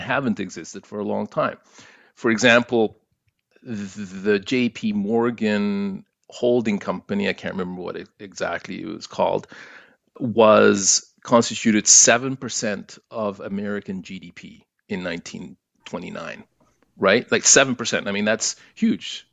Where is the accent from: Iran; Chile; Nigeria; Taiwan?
Chile; now in Toronto, Canada; being an, an immigrant to Canada, and kinda looking at what happened in my home country of Chile.